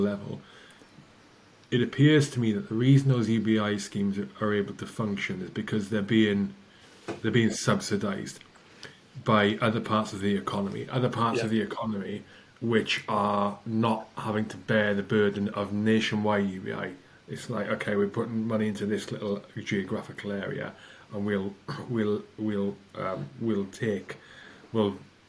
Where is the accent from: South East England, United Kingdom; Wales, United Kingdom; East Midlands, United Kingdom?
Wales, United Kingdom; I'm Welsh